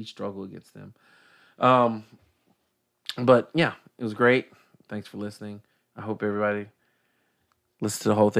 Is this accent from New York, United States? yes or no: no; Atlanta, Georgia, United States; Well, you know, I'm from Atlanta, you know, I'm the biggest Hawks fan.